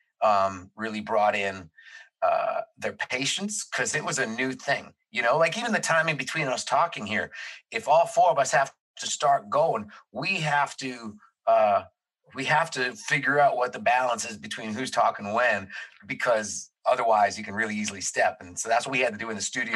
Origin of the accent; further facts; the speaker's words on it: Toronto, Ontario, Canada; we're from Toronto